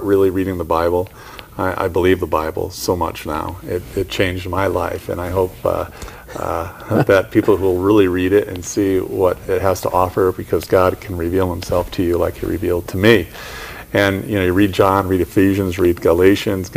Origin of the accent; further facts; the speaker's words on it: Connecticut, United States; we're from Connecticut